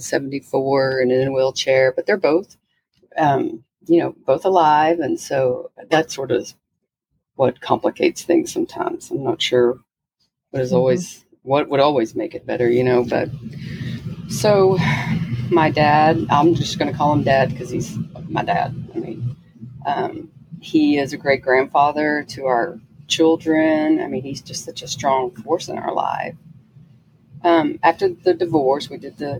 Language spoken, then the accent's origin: English; Texas, United States; I grew up in Texas